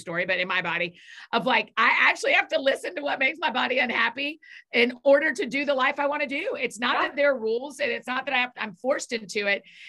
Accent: Atlanta, Georgia, United States; moved away as an adult; now in Nashville, United States; I grew up in Atlanta, but I have been in Nashville for about 14 years

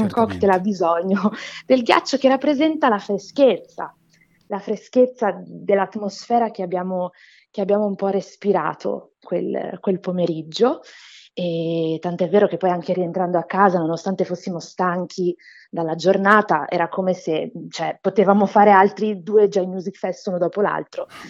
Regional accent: Brazil; moved away; Sono brasiliana

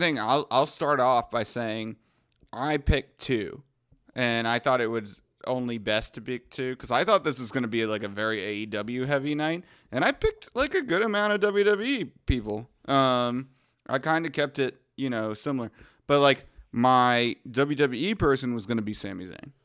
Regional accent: Wantagh, New York, United States; I was born in Wantagh, Long Island

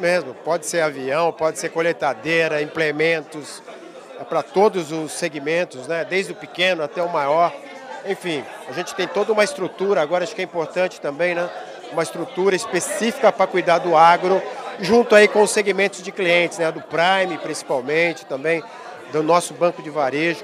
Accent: São João da Boa Vista, São Paulo, Brazil; eu sou de São João da Boa Vista, quase próximo.

